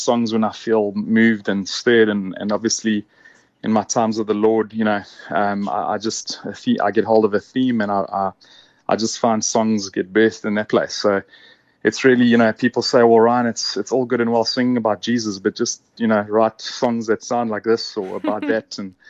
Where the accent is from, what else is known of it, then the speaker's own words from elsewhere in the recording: Durban, KwaZulu-Natal, South Africa; also born or lived in Stellenbosch, South Africa; now in Cape Town, South Africa; I was born in Durban and grew up there.